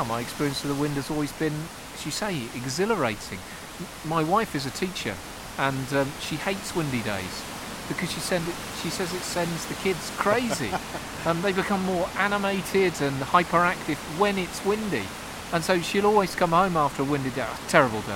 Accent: the Fens, East of England, United Kingdom; moved away; I come from the Fens

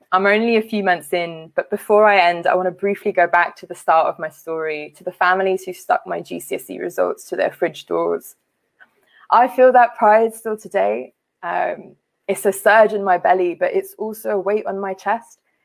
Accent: London, United Kingdom; also born or lived in Liberia; I grew up uh, in a working class South Asian community in West London.

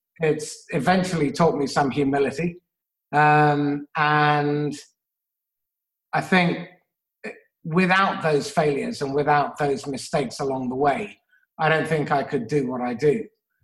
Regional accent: England, United Kingdom; Growing up in England with a funny foreign name, and slightly olivey skin in the 1970s and early 80s wasn't necessarily an introduction to cosmopolitan society.

